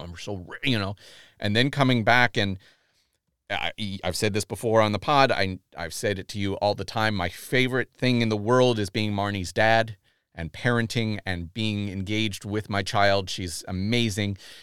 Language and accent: English; United States; I'm bummed as an American